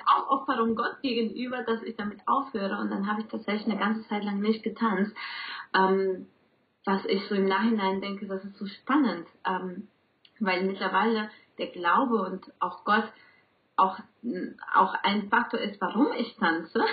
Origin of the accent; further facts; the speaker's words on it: Colombia; German is a second language; now in Bielefeld, Germany; ich komme ursprünglich aus Kolumbien und deswegen auch mein Akzent